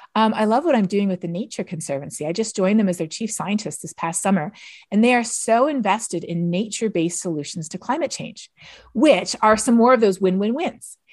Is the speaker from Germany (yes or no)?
no; Canada; moved away; I'm from Canada